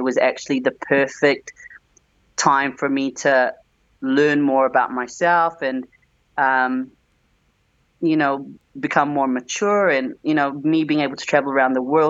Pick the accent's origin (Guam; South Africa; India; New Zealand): New Zealand; moved away as an adult; now in Australia; I grew up in New Zealand